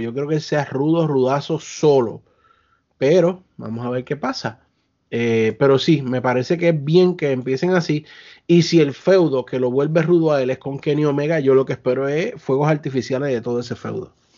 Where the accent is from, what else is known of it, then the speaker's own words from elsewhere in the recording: Puerto Rico; Somos boricua